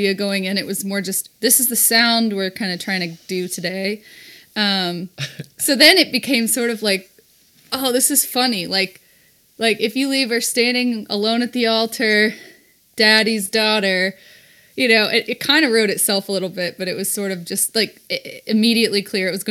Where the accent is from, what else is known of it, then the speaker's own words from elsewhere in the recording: Texas, United States; I grew up in Texas